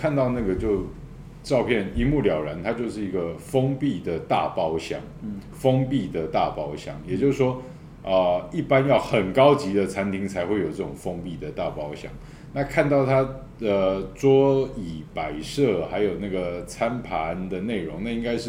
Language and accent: Chinese; Tainan, Taiwan; 我们台南人讲到这个心都很酸呢。